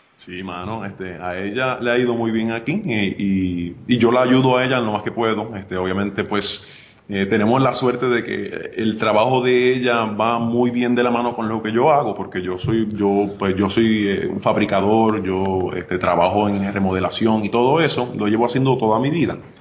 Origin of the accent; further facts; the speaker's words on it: Arecibo, Puerto Rico; moved away as an adult; also born or lived in North Dakota, United States; yo soy nacido y criado en Arecibo, yo soy de Ato Arriba